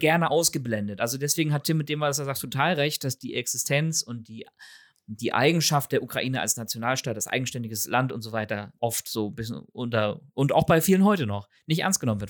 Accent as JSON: {"language": "German", "region": "Northern Germany", "country": "Germany", "said": "ich als Teenager mit meinem norddeutschen"}